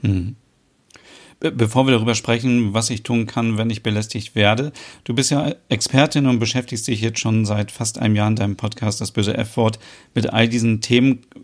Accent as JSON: {"language": "German", "country": "Germany", "said": "bei uns in Deutschland"}